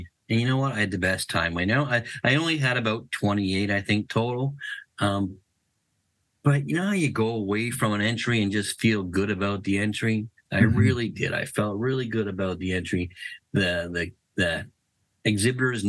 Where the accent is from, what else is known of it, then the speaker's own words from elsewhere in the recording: Ontario, Canada; I was raised up here in Canada, obviously, in Ontario